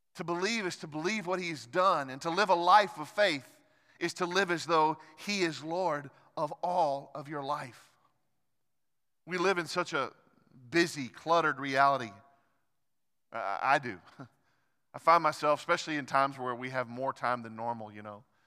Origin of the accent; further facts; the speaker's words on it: United States; as American Christians